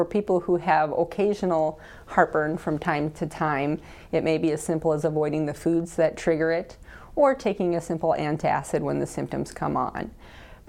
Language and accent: English; Colman, South Dakota, United States; also born or lived in Omaha, Nebraska; now in Dakota Dunes, United States; I am originally from Coleman, South Dakota, and where my parents still live